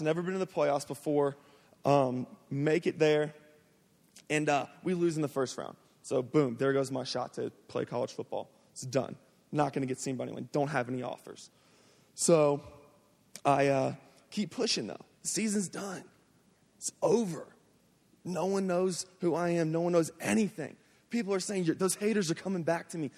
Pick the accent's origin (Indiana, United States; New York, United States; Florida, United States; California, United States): Florida, United States; Jacksonville; I'm from Jacksonville, Florida. Um, I grew up playing football, man, since I was the age of four. I just, and it's the culture there in Florida